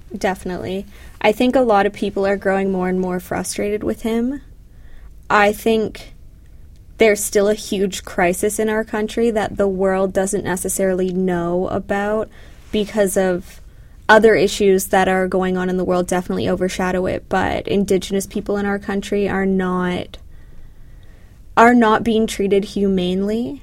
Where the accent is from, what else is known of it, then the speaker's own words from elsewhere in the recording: Canada; moved away as an adult; now in United States; growing up in Canada